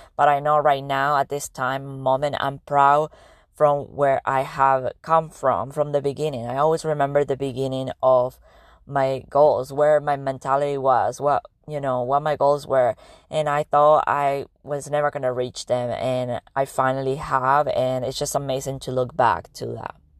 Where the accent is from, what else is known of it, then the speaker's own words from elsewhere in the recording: Argentina; English is a second language; now in United States; I am from Argentina, and I was coming to the United States about fifteen years ago